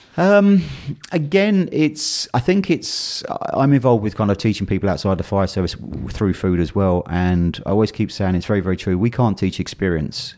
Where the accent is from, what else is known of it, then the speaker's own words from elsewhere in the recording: London, United Kingdom; I was born and brought up in London